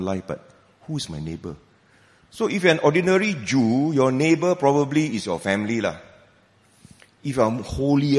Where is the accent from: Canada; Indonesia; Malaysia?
Malaysia; I'm a Malaysian